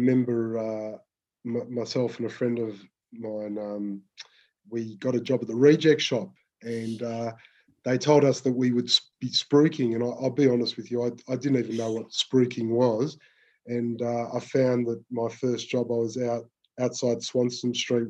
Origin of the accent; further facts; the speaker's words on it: Melbourne, Victoria, Australia; I grew up in Melbourne, in the southeastern suburbs